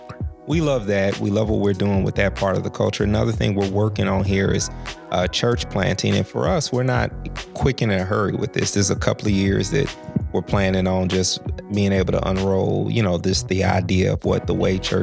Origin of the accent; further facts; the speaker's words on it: United States; moved away as an adult; also born or lived in Tulsa, Oklahoma; now in Portland, United States; growing up in the South, growing up in the Midwest